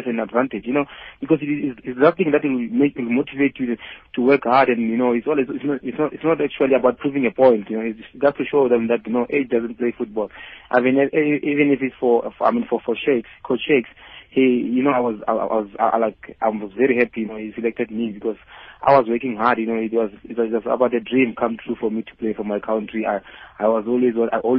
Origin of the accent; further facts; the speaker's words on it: Limpopo, South Africa; moved away; also born or lived in Gauteng; I'm from Limpopo by then when I came to Gauteng.